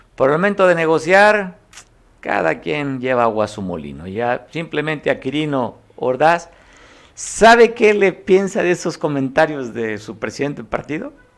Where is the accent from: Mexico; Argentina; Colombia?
Mexico; somos tan hospitalarios como los mexicanos